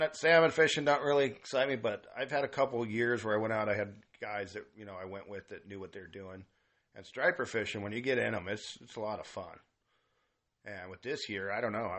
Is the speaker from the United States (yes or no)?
yes; Grass Valley, California, United States; I grew up in Grass Valley